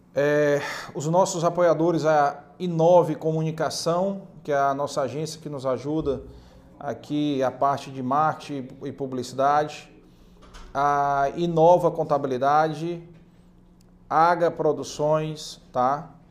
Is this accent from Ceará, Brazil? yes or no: yes; Ceará, Brazil; cabeça chata como nós, cearense, nordestino